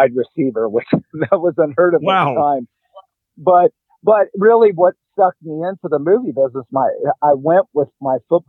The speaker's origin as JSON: {"language": "English", "town": "Dallas", "region": "Texas", "country": "United States", "tie": "born or raised there", "said": "I grew up in Dallas"}